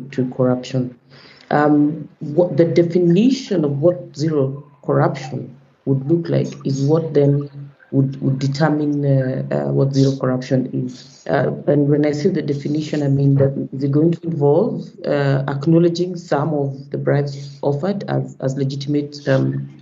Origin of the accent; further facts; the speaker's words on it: Kenya; I hail from Kenya